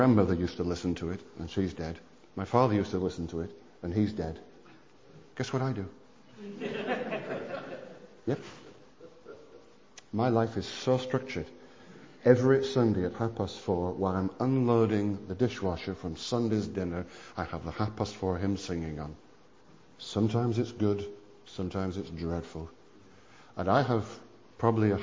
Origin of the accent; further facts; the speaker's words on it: England, United Kingdom; also born or lived in Wales; as an Englishman